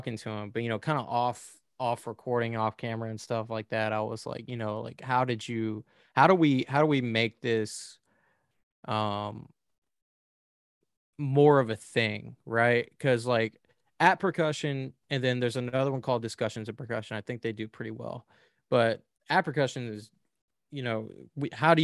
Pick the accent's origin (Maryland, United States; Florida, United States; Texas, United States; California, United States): Texas, United States; Houston; also born or lived in Lake Charles, Louisiana / Las Vegas, Nevada; I grew up in the Houston area